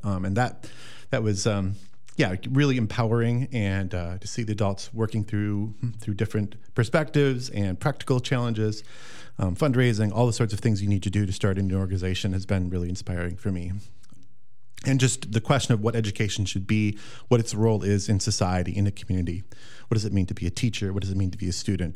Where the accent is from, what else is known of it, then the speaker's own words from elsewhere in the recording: the Driftless region, southwestern Wisconsin, United States; I'm a local here of southwestern Wisconsin, the Driftless region. Um, grew up on a, a dairy farm, classic Wisconsin dairy farm